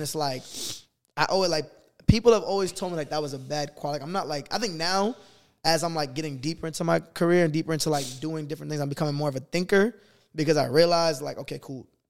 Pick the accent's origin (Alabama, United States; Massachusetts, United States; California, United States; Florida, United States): Massachusetts, United States; Boston; moved away; I'm from Boston.